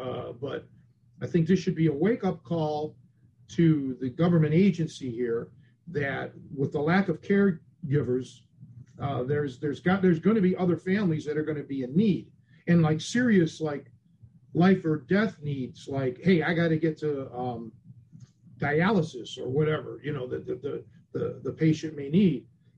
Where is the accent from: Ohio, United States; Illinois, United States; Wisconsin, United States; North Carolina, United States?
Ohio, United States; Cleveland; moved away as an adult; when I made the big move when I was a kid, when I was 23 from Cleveland to Chicago, there were things that I never thought I would miss. Like your barber, even the weatherman, the local newscasters, the Roman Burger